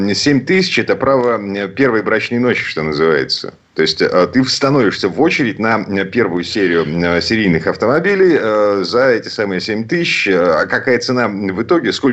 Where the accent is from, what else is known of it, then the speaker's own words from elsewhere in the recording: Saint Petersburg, Russia; из Петербурга